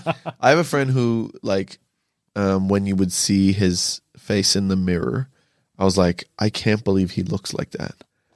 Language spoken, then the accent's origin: English; near Montreal, Quebec, Canada; moved away; I grew up in Quebec in Canada, near Montreal.